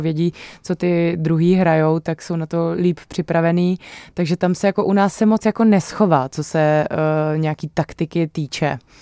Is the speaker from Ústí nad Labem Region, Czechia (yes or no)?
no; Ostrava, Moravian-Silesian Region, Czechia; já jakožto eh, rodačka z Ostravy